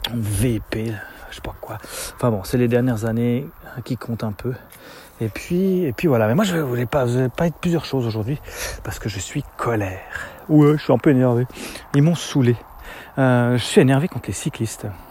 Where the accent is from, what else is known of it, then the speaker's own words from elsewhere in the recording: Switzerland; chez nous en Suisse